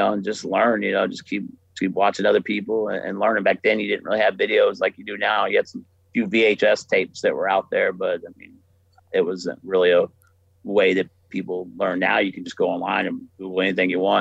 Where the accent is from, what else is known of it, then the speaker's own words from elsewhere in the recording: Florida, United States; moved away; I'm from Florida